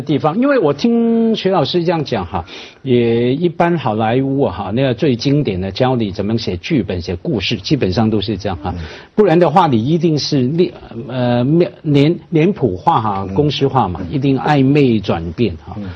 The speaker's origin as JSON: {"language": "Chinese", "country": "Hong Kong", "said": "我们作为香港人"}